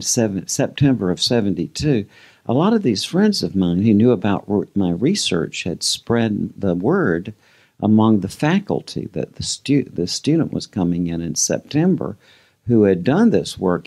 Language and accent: English; Georgia, United States; a lot of the people I grew up with in Georgia